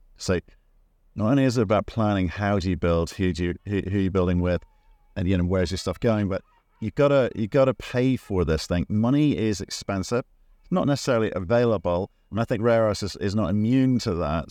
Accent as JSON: {"language": "English", "region": "Northern Ireland", "country": "United Kingdom", "said": "It's my home country."}